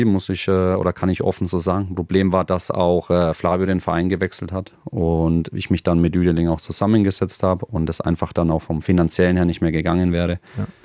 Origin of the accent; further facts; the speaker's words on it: Germany; Ich, gut, ich bin Deutscher, ich bin kein Belger.